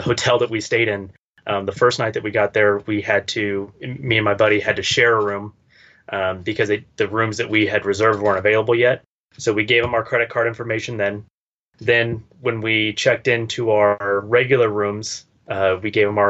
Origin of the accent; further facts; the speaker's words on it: United States; as an American